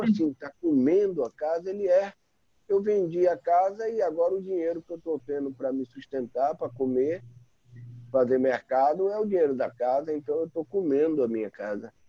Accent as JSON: {"language": "Portuguese", "region": "Bahia", "country": "Brazil", "said": "como baianos"}